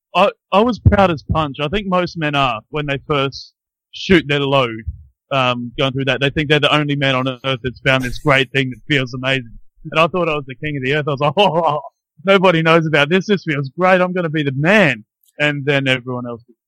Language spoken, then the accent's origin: English; Brisbane, Queensland, Australia; now in Christchurch, New Zealand; I grew up in Brisbane though, uh, in Australia